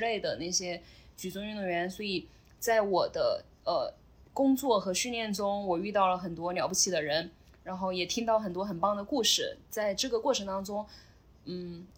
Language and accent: Chinese; Chongqing, China; moved away as an adult; also born or lived in Sichuan / Xiamen / Shanghai; now in Zhuhai, China; 我老家是四川嗯。所以基本上以前是在出来工作之前，可能更多时间生活在重庆